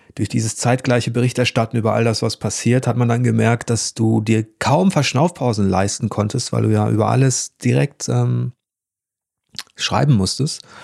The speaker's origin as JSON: {"language": "German", "area": "Ruhr area", "region": "North Rhine-Westphalia", "country": "Germany", "said": "ich komme aus dem Ruhrgebiet"}